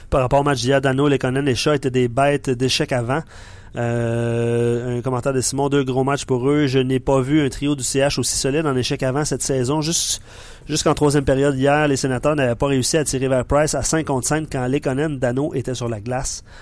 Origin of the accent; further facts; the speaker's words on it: Quebec, Canada; Je suis Beauceron, j'étais à Ottawa samedi pour le match